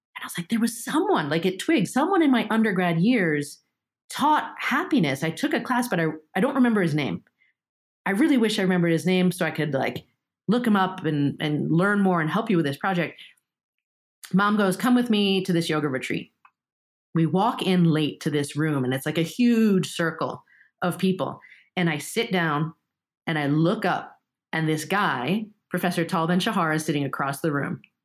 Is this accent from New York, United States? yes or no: yes; New York, United States; first language Japanese; English is a second language; also born or lived in Japan; I'm stuck having to bust to Flushing in New York to go to, to Japanese Saturday school